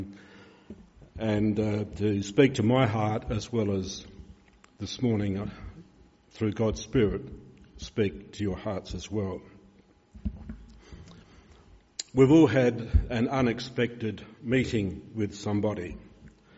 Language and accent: English; Peterborough, South Australia, Australia; I came from Peterborough, a railway town